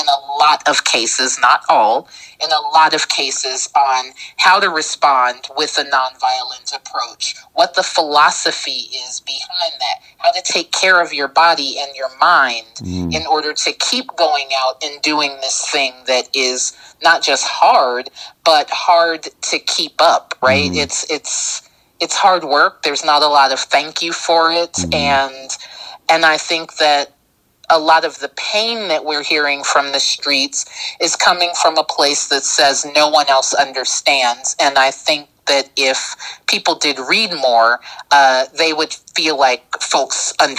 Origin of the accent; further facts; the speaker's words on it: Texas, United States; Like, I came from Texas. I'm a Texas acorn.